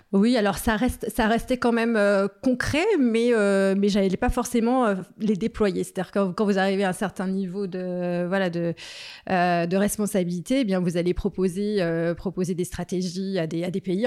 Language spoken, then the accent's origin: French; Saint-Julien-en-Genevois, Auvergne-Rhône-Alpes, France; moved away as an adult; also born or lived in Annecy / Chablais; j'ai grandi à Saint-Julien